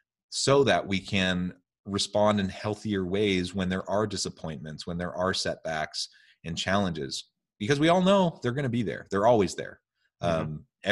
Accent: Oregon, United States; Hey, don't diss the Oregon communes. I grew up in Oregon.

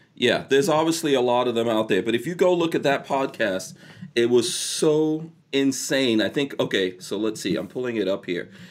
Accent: New York, United States; I'm from New York

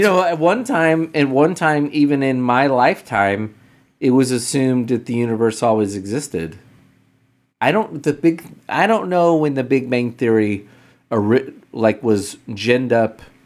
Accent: United States; as an American

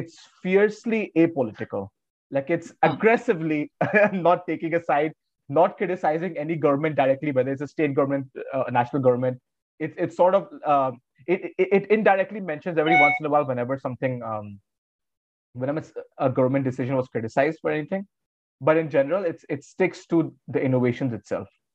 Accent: East Uttar Pradesh, India; I'm from East UP

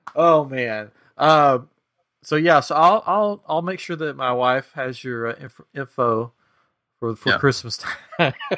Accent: Tennessee, United States; moved away as an adult; now in Texas, United States; I'm from Tennessee, so I'm a mountain boy

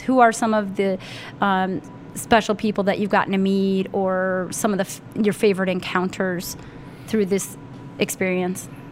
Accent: Northeast Ohio, United States; I grew up in Northeast Ohio for the most part

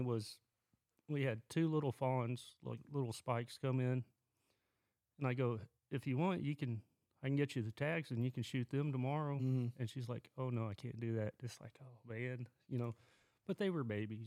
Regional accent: Lawton, Oklahoma, United States; moved away as an adult; I was born and raised around Lawton, which is southwest corner of Oklahoma.

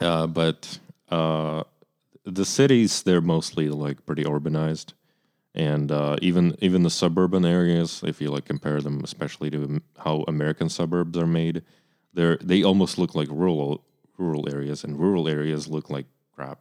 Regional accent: Kyiv, Ukraine; moved away; I'm from Kyiv, Ukraine, which is the capital city

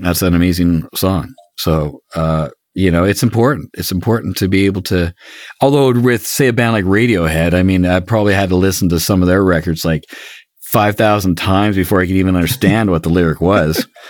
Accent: Canada; I'm Canadian

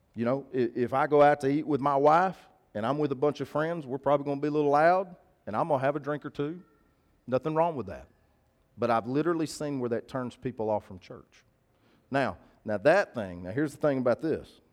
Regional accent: the South, United States; we're from the South

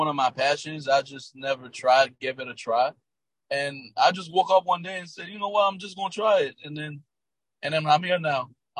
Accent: North Miami, Florida, United States; I'm from Miami, North Miami.

